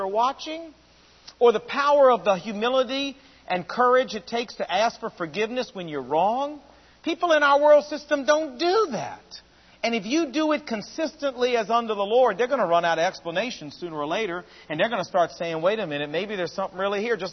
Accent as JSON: {"language": "English", "town": "Portsmouth", "region": "Virginia", "country": "United States", "tie": "born or raised there", "moved": "yes", "said": "Portsmouth, Virginia, which is my hometown"}